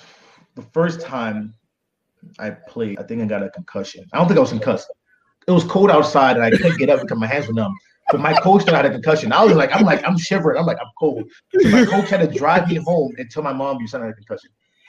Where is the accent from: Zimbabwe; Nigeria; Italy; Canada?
Nigeria; I'll say this, man, as a Nigerian boy, you know, we got beat when we're bad, and I was a really bad kid.